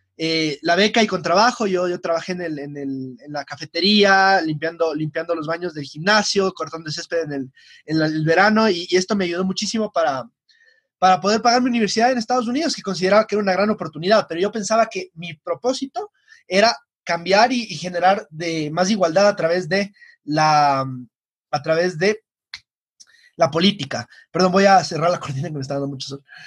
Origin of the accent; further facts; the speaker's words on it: Quito, Pichincha, Ecuador; estoy en el Colegio Benalcázar, aquí en Quito, soy quiteño